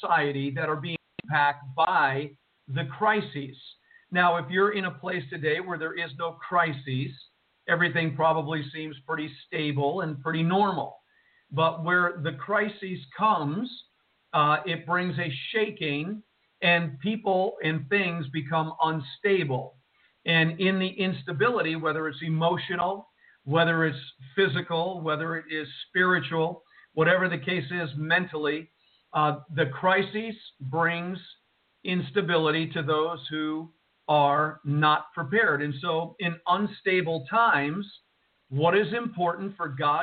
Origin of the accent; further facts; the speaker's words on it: Jersey City, New Jersey, United States; moved away; from Jersey City, New Jersey, the home where I was born and raised